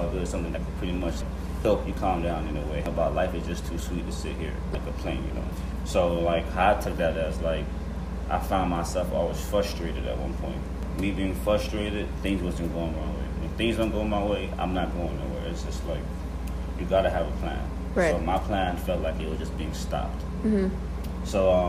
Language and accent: English; Miami, Florida, United States; I'm from Miami, Florida. I was born in Florida